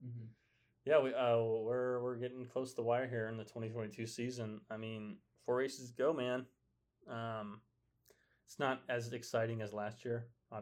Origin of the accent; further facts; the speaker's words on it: United States; I'm American.